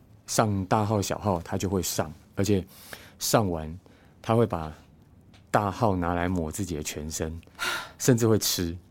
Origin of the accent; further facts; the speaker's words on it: Hualien County, Taiwan; moved away as an adult; now in Changhua, Taiwan; 当时我搬来彰化嘛，我是花莲人